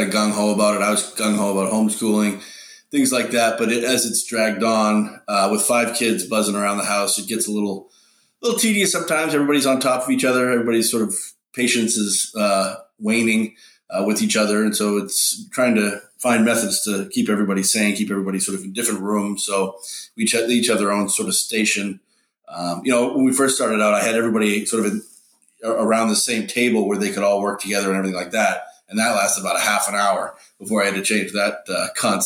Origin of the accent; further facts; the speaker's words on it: Wellesley, Massachusetts, United States; I grew up in Wellesley, Mass